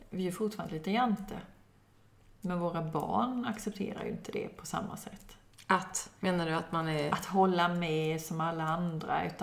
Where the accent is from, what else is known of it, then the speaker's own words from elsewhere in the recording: Kalmar County, Sweden; Jo, jag är nyfiken. Jag är ölänning, det är inte det jag menar.